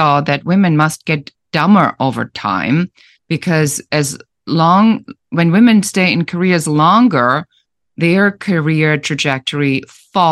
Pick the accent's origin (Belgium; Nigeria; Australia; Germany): Germany; English is a second language; moved away as an adult; now in United States; I'm originally from Germany, so I immigrated to the United States